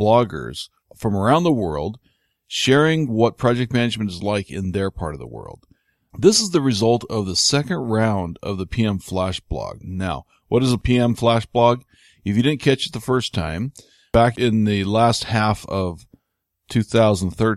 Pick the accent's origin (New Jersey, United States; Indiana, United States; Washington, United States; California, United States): Washington, United States; Spokane; I'm actually from Spokane, Washington